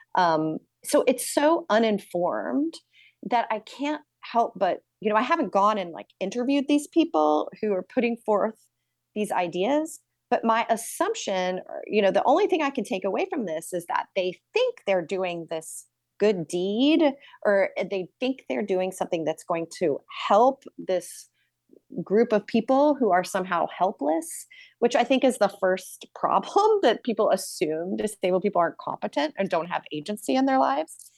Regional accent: New York City, New York, United States; as a New Yorker

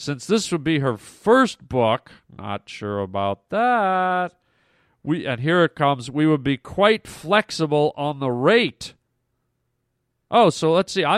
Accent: Canada; I'm Canadian

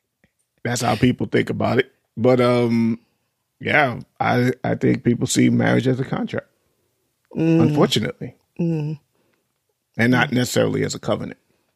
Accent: New York, United States; moved away; we grew up in New York

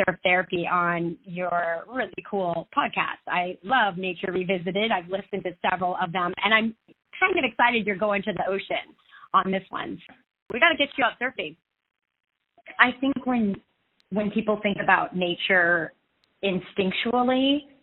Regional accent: Seattle, Washington, United States; I was born in Seattle, Washington

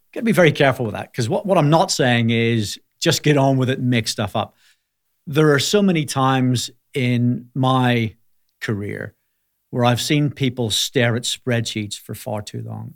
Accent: Belfast, Northern Ireland, United Kingdom; moved away as an adult; also born or lived in Manchester; I grew up in Belfast

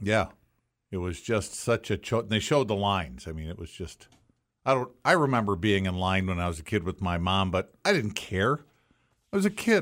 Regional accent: Racine, Wisconsin, United States; when I was a kid growing up in Racine

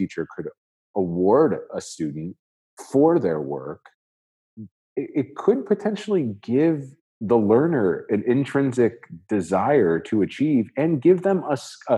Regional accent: Northwest Indiana, United States; moved away as an adult; now in Dubai, United Arab Emirates; I'm originally from the Northwest, the region, as they would say, in Indiana

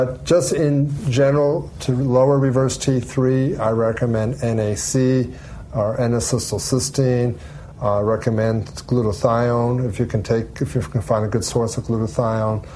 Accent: Allentown, Pennsylvania, United States; moved away as an adult; also born or lived in Pittsburgh, Pennsylvania / Central Florida; now in Orlando, United States; my hometown in Allentown, Pennsylvania

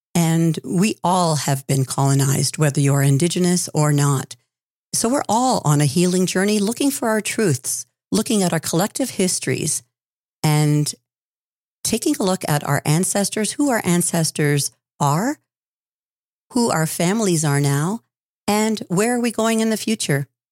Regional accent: Six Nations of the Grand River, near Brantford, Ontario, Canada; I grew up on the Six Nations, which is the Six Nations of the Grand near Brantford, Ontario

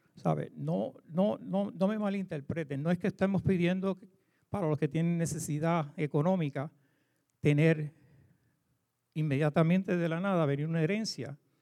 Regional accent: Puerto Rico; moved away; como decimos en Puerto Rico

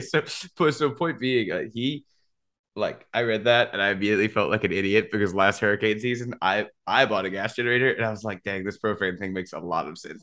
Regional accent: Louisiana, United States; I'm from Louisiana

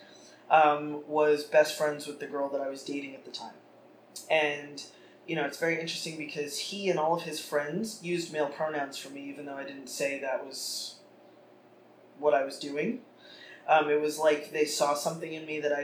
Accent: New York City, New York, United States; I grew up in Carroll Gardens in Brooklyn

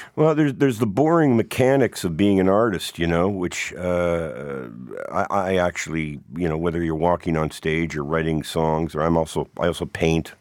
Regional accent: Hamilton, Ontario, Canada; as a kid growing up in Hamilton at that time

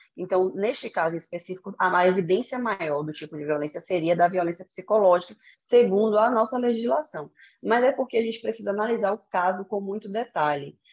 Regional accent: Salvador, Bahia, Brazil; moved away; na minha cidade natal, né, que é Salvador

